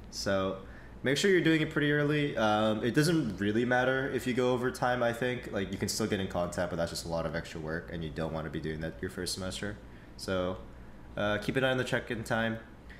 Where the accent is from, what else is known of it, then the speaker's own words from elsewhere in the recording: West Coast, United States; I came all the way from West Coast, so I didn't really have the time to come over for a school tour, right?